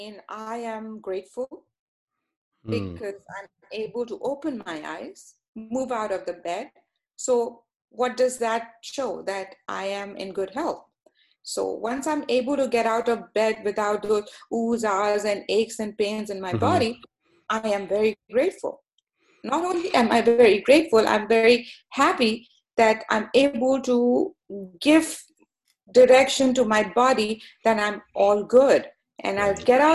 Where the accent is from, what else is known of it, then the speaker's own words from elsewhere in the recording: Canada; also born or lived in Pakistan; I am a Canadian, so my heart is in Canada. This is my home